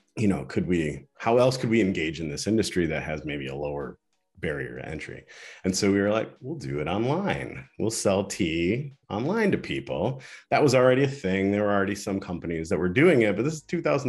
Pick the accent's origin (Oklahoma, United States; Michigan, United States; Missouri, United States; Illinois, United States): Michigan, United States; Ann Arbor; I'm from Ann Arbor